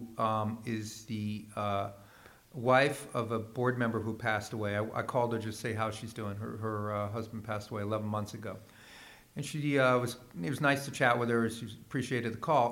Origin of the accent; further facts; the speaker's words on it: East Coast, United States; moved away; I'm from the East Coast